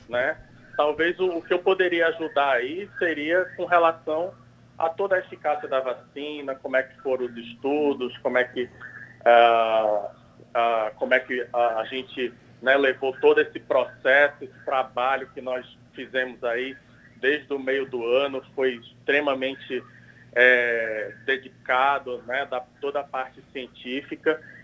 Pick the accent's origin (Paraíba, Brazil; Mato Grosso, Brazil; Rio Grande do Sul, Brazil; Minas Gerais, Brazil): Paraíba, Brazil; now in São Paulo, Brazil; Eu que sou paraibano e que estou aqui em São Paulo participando dos estudos da vacina